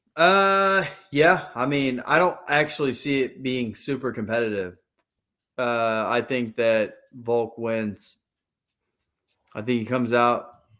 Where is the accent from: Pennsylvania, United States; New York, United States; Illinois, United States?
Pennsylvania, United States; moved away; also born or lived in Texas; I grew up in Pennsylvania before we moved to Texas.